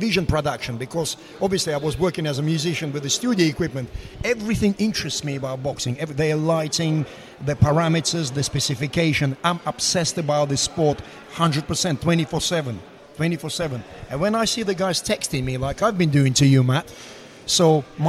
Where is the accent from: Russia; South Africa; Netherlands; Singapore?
Russia; English is a second language; moved away as an adult; also born or lived in Moscow; now in United Kingdom; I come from Russia.